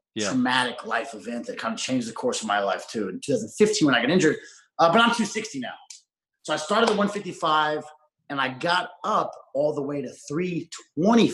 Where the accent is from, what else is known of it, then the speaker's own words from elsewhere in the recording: Columbia, Missouri, United States; moved away as an adult; also born or lived in Los Angeles; I was born and raised in Columbia, Missouri